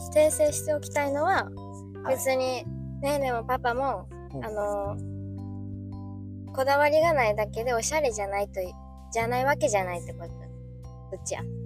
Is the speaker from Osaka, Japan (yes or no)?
yes; Osaka, Japan; now in Okayama, Japan; 大阪出身、岡山在住、19歳